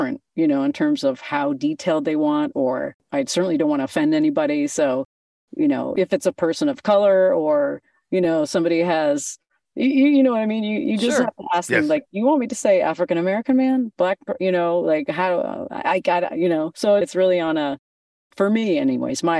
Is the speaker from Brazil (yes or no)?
no; Canada; I'm a Canadian girl, born and raised